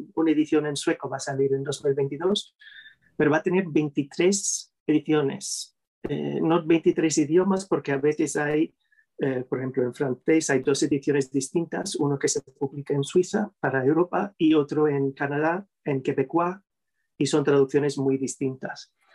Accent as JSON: {"language": "Spanish", "region": "New York", "country": "United States", "tie": "born or raised there", "second_language": "Spanish", "moved": "as an adult", "lives_now": "Spain", "said": "soy originalmente de, de Nueva York, soy em, del lado materno, eh, tercera generación neoyorquino, somos tan pueblerinos que, que, nací en el mismo hospital donde nació mi madre"}